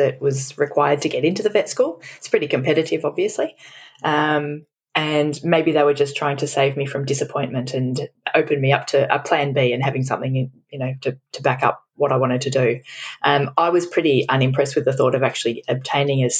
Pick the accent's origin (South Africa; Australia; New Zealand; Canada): Australia; Melbourne, Victoria; also born or lived in Brisbane, Australia / United Kingdom; I was born in Melbourne, Australia, which is where I live now